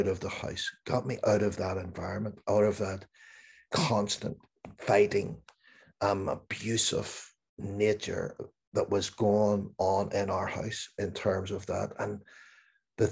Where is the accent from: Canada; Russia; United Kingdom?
United Kingdom; Belfast, Northern Ireland; growing up in Northern Ireland, in Belfast